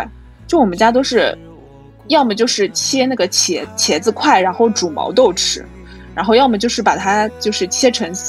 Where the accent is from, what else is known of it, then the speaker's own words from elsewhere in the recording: Chongming, Shanghai, China; 我是上海人，但是呢我是上海崇明人